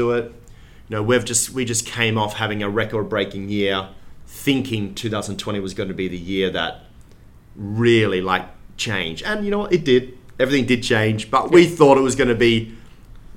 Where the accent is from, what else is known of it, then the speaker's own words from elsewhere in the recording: Perth, Western Australia, Australia; moved away; I'm from Perth